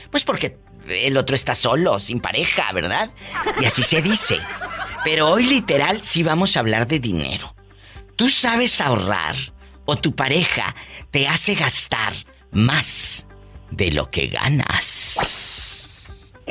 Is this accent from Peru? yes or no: no; Matamoros, Tamaulipas, Mexico; bueno, yo soy de Matamoros, Tamaulipas, y Nuevo León es igual, mucho calor.